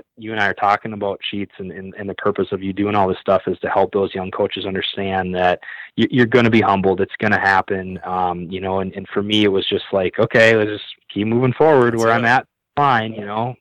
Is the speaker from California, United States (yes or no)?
no; Minnesota, United States; now in South Dakota, United States; I decide I'm going to go back to Minnesota, my hometown